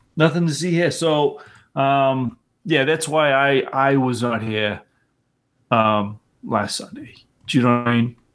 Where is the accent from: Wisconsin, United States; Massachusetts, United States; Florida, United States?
Massachusetts, United States; near Boston; I grew up near Boston, but I'm not from Boston